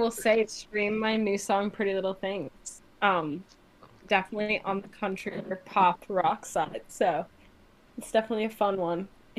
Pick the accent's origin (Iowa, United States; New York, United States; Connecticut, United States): Connecticut, United States; New Haven; born or raised there